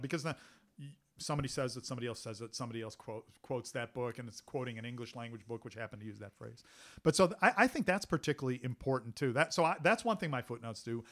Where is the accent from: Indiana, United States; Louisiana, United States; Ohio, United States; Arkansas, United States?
Ohio, United States; Cleveland; I grew up in Cleveland, Ohio